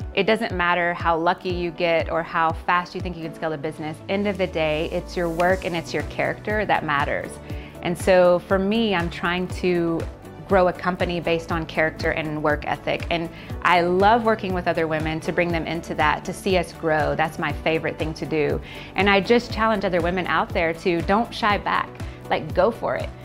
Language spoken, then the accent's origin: English; Texas, United States; moved away as an adult; now in Malaysia; Originally, I'm from Texas in the United States, and I've been living in Malaysia